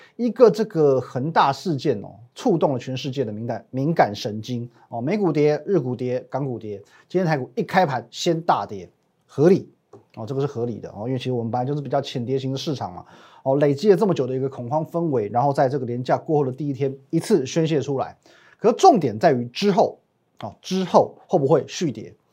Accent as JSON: {"language": "Chinese", "country": "Taiwan", "said": "我们台湾人"}